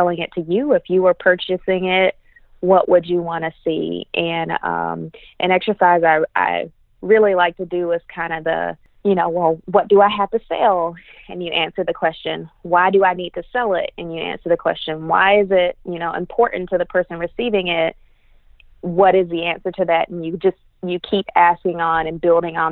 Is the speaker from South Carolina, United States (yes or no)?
yes; Greenville, South Carolina, United States; Greenville, South Carolina, my hometown